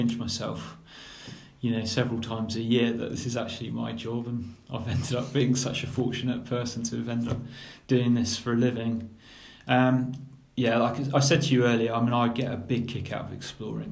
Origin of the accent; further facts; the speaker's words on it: Cornwall, South West England, United Kingdom; when I was a kid growing up in Cornwall